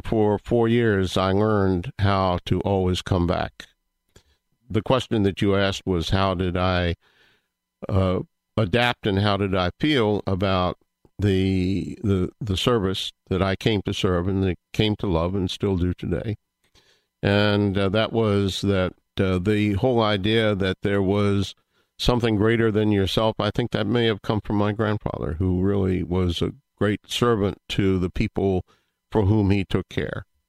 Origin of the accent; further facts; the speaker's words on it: Virginia, United States; moved away; I come originally from the Commonwealth of Virginia